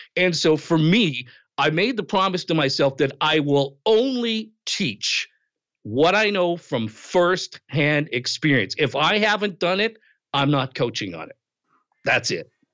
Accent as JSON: {"language": "English", "region": "Western Canada", "country": "Canada", "tie": "born or raised there", "also_born_or_lived": "outside Toronto, Ontario", "moved": "yes", "lives_now": "Toronto area, Canada", "said": "I was born and raised in Canada, Western Canada, grew up there, eventually moved to Eastern Canada. I live outside of Toronto now."}